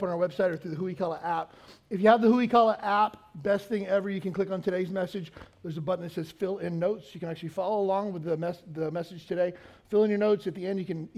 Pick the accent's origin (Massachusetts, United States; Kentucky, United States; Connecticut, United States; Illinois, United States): Kentucky, United States; moved away as an adult; also born or lived in Pensacola, Florida; now in Hawaii, United States; I grew up in Kentucky in a small town and joined the Navy right out of high school